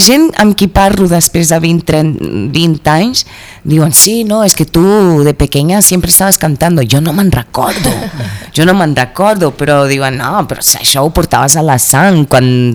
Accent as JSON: {"language": "Catalan", "country": "Mozambique", "tie": "born or raised there", "also_born_or_lived": "United States / Brazil", "moved": "as an adult", "lives_now": "Catalonia, Spain", "said": "vaig marxar de Moçambique, eh, crec que amb 19 anys jo 20, per anar a la Uni als Estats Units"}